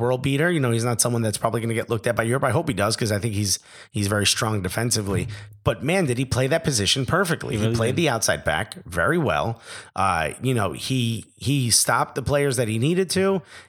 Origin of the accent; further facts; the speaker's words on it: New York, United States; accent: New York; It's like when I went to LA and I came back and my New York accent was hard, like was bigger.